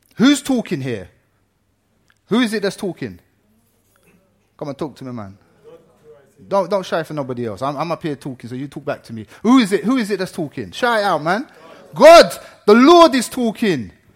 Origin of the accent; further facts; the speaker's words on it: Ireland; now in England; I'm Irish